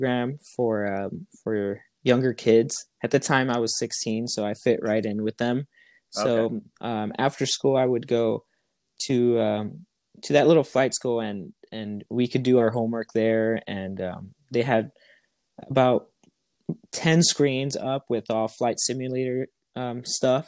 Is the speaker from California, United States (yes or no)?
yes; Los Angeles, California, United States; I am from Southern California, more specific, the LA area